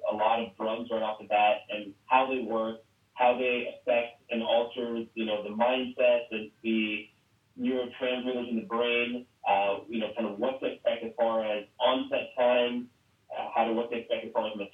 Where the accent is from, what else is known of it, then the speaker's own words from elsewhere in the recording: Philadelphia, Pennsylvania, United States; also born or lived in Pittsburgh, Pennsylvania / Scranton, Pennsylvania; worked in Scranton for a couple of years, uh, moved back to the uh, greater Philadelphia area, which is where I'm from, uh, last March.